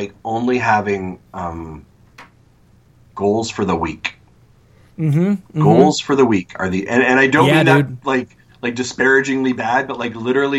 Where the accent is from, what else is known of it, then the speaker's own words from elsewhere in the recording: East Coast, United States; born there; I was born on the East Coast, and so I was like, we haven't been back.